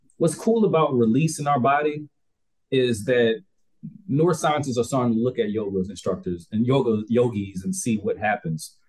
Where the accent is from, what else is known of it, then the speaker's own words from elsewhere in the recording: Albany, Georgia, United States; moved away; also born or lived in Japan; I'm still from Albany, Georgia